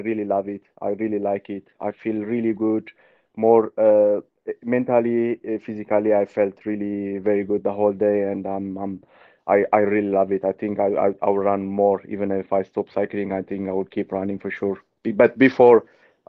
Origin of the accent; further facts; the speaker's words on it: Ethiopia; moved away as an adult; I grew up in altitude in Ethiopia